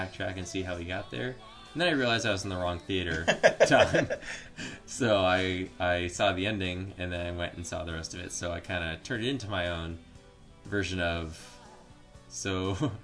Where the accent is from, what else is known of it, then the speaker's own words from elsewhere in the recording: Florida, United States; I'm from Florida